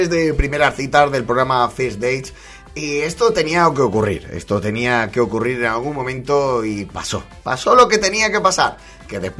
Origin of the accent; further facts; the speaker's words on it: Torrevieja, Valencian Community, Spain; Yo soy de Torrevieja, en Alicante.